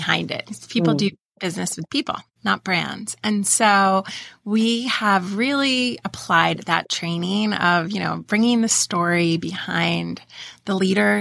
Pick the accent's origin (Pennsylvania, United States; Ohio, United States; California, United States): Pennsylvania, United States; moved away; also born or lived in Delaware; I grew up in Pennsylvania.